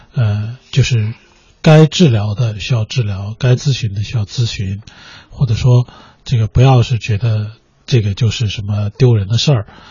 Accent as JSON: {"language": "Chinese", "country": "China", "said": "我们中国人"}